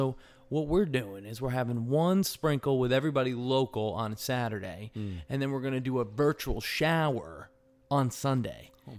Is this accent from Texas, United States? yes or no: no; New York, United States; also born or lived in Connecticut / New Jersey; now in Indiana, United States; I'm from the East Coast. I'm from the East Coast, right, guys? All right. Patrick, you know that, right? I'm from New York and Connecticut.